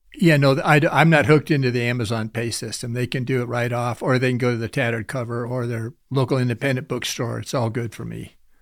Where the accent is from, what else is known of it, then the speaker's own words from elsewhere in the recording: Sandhills, Nebraska, United States; also born or lived in Lincoln, Nebraska; I grew up in the Sandhills, which is north central Nebraska